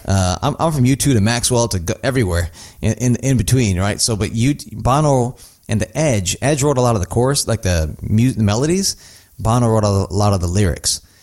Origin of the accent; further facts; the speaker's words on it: North India, India; moved away; I'm from North India, so it's funny, it's a different language than I speak